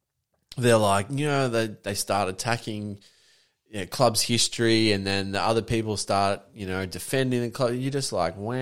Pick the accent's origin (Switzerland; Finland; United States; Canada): Finland; Turku, Southwest Finland; English is a second language; I'm from Finland. Correct. I'm from a place called Turku, which is in the north-south end.